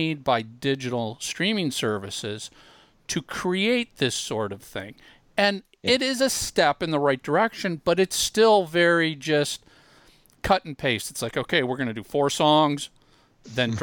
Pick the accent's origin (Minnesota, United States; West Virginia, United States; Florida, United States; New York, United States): Minnesota, United States; growing up in Minnesota